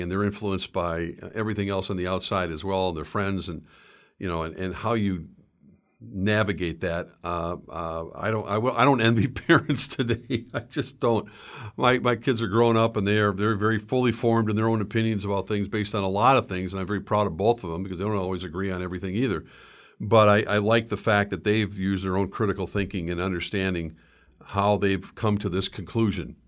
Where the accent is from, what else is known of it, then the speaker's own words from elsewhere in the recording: St. Louis Park, Minnesota, United States; I grew up in Saint Louis Park.